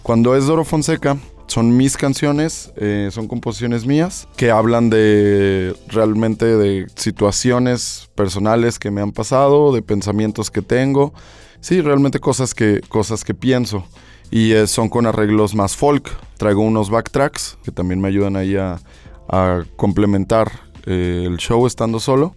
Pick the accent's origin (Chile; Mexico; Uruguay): Mexico; Me gustaba más el ser mexicano